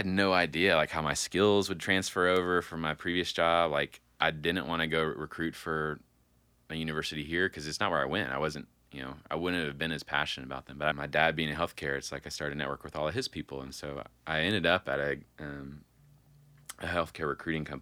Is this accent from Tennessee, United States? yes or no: yes; Franklin, Tennessee, United States; also born or lived in Brentwood, Tennessee / Nashville, Tennessee; I grew up in Franklin and Brentwood mostly, middle school and high school